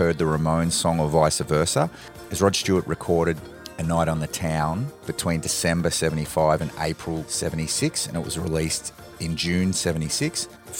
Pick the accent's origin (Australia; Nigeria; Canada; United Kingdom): Australia; being an Aussie